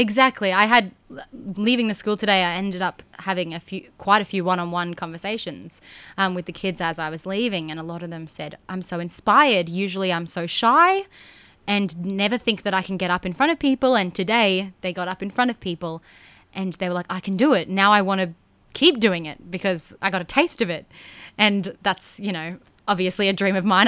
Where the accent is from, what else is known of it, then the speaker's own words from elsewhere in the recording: Rockhampton, Queensland, Australia; I grew up in a regional town. I'm from Rockhampton